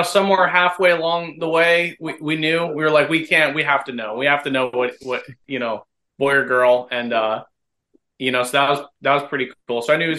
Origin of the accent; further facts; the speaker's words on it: New Jersey, United States; moved away as an adult; also born or lived in Tampa, Florida; now in St. Petersburg, United States; I grew up in New Jersey.